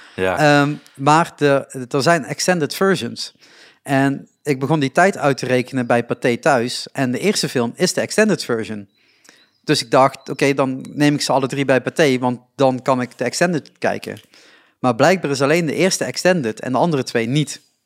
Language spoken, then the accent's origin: Dutch; Reuver, Limburg, Netherlands; also born or lived in Roermond; ik woon in Reuver nog steeds.